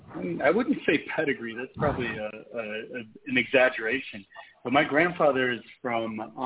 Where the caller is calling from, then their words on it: Mexico City, Mexico; I'm calling from Mexico City, actually.